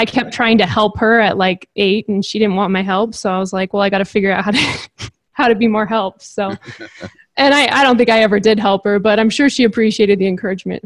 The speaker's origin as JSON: {"language": "English", "town": "Napa", "region": "California", "country": "United States", "tie": "born or raised there", "said": "I grew up in Napa, California."}